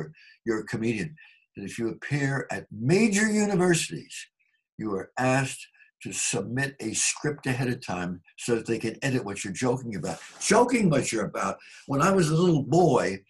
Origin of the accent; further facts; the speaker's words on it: United States; being an American